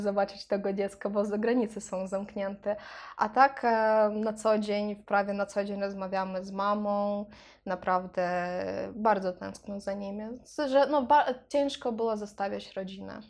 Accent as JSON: {"language": "Polish", "region": "Transnistria", "country": "Moldova", "tie": "born or raised there", "second_language": "Polish", "moved": "as an adult", "lives_now": "Poland", "said": "wyjechałam z Naddniestrza, to była taka bardzo ciężka decyzja, bo e, mieszkałam w Naddniestrzu 23 lata"}